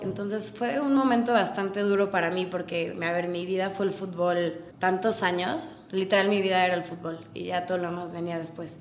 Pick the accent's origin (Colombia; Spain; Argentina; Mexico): Mexico; Puebla; also born or lived in United States; Soy muy mexicana. Entonces no existía, soy de Puebla